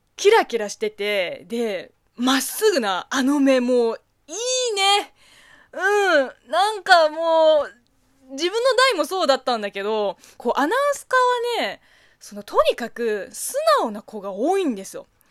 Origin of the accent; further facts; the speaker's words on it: China; Japanese is a second language; now in Japan; 中国生まれ